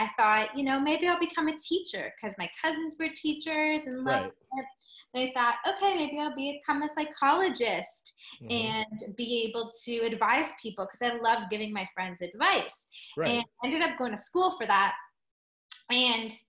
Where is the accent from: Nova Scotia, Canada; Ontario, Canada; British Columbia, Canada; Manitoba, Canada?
Ontario, Canada; Toronto; I'm from Toronto, Canada, born and raised